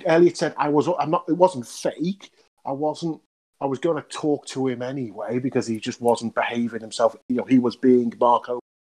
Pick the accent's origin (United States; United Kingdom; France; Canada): United Kingdom; because we are British and we are a bit nice like